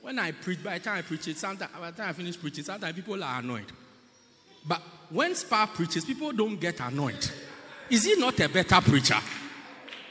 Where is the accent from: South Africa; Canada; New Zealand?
South Africa; Pietermaritzburg, KwaZulu-Natal; I'm from Pietermaritzburg